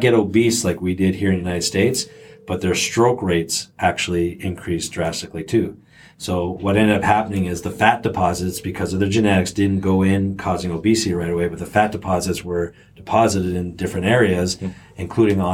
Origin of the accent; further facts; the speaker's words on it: Canada; And I grew up in Canada